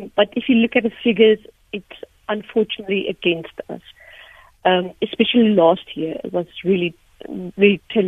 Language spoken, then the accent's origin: English; Sasolburg, Free State, South Africa; first language Afrikaans; English is a second language; I grew up in the Free State, in Sasseburg, but not in the farm.